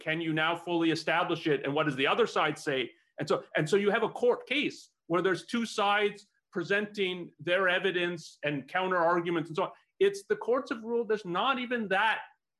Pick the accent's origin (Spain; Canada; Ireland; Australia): Canada; now in United States; so I'm not a US, I wasn't born in the US, I came from Canada.